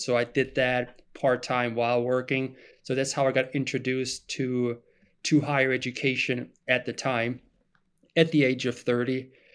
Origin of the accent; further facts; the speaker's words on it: Germany; English is a second language; moved away as an adult; now in United States; I am originally from Germany. I was born and raised in Germany